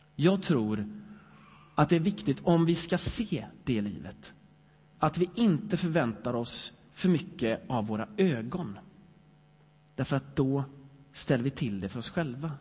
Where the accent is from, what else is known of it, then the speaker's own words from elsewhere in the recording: Sweden; jag är lite svensk ändå